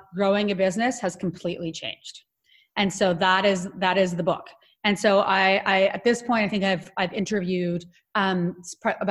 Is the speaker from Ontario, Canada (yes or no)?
yes; Ottawa, Ontario, Canada; So I'm Canadian. I grew up in Ottawa, Canada